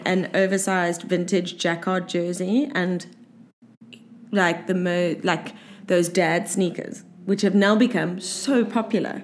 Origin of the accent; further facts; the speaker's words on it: Cape Town, Western Cape, South Africa; growing up in South Africa and Cape Town specifically